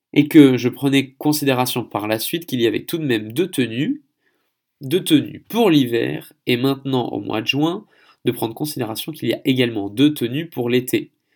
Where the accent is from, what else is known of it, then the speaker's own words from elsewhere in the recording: Paris, Île-de-France, France; moved away as an adult; also born or lived in Seine-Saint-Denis, France / Gatineau, Quebec, Canada; now in Andong, South Korea; Je suis français, parisien, ayant vécu en Seine-Saint-Denis